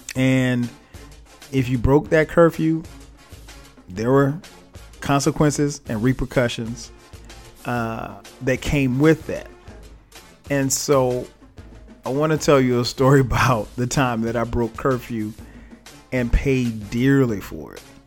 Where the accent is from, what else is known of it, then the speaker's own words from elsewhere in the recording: Florence, South Carolina, United States; now in Atlanta, United States; I grew up in Florence, South Carolina